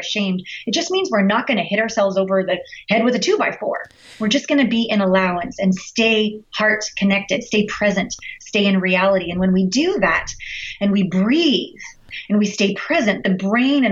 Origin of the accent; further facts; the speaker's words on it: Canada; we're all Canadian here